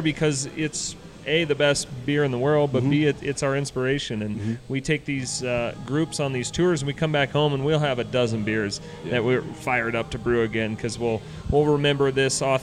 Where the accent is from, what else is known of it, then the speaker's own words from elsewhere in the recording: Littleton, Colorado, United States; also born or lived in Golden, Colorado; Colorado native, born and raised in Littleton here, a suburb of Denver.